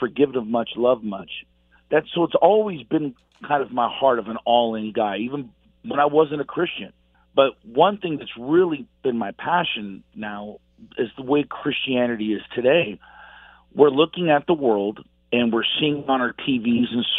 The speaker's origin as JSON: {"language": "English", "town": "Los Angeles", "region": "California", "country": "United States", "tie": "born or raised there", "said": "I was actually from Los Angeles, and I was a punk rocker in the 80s, crazy kid on the streets"}